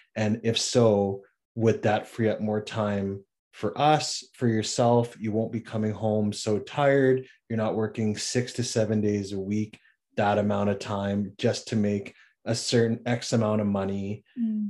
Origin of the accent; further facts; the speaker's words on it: Regina, Saskatchewan, Canada; moved away as an adult; now in Victoria, Canada; I'm originally from Regina, Saskatchewan. That's where I was born and raised